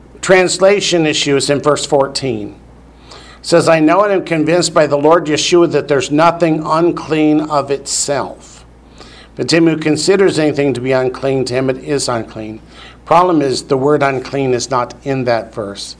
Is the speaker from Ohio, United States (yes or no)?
yes; Northern Ohio, United States; I grew up in Northern Ohio, where in the schools, every Friday we had to have fish